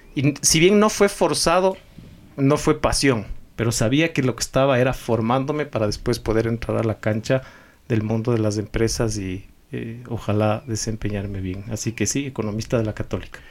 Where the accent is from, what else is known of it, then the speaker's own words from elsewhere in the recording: Quito, Pichincha, Ecuador; also born or lived in Idaho, United States / Guayaquil; ecuatoriano, quiteño sobre todo, me siento muy, muy quiteño